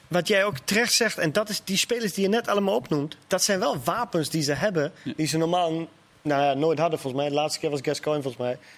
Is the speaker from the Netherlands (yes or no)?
no; Germany; Ik als Duitser